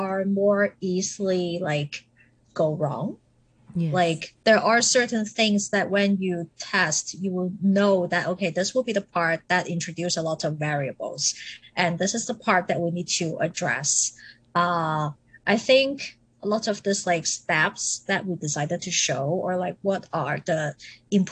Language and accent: English; Zhaoqing, Guangdong, China; moved away; So I am Cantonese. I grew up in Zhaoqing, Xiuheng, where my mom is from, and my dad's from Guangzhou. So like growing up, I spent time between the two cities.